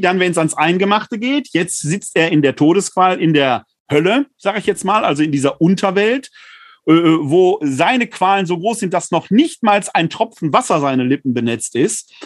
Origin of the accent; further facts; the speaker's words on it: Ruhr area, North Rhine-Westphalia, Germany; now in Wuppertal, Germany; In meiner Heimat im Ruhrgebiet